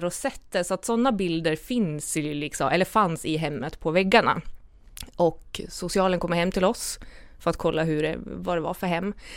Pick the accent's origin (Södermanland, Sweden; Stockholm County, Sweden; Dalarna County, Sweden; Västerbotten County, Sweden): Dalarna County, Sweden; jag kommer ju från Dalarna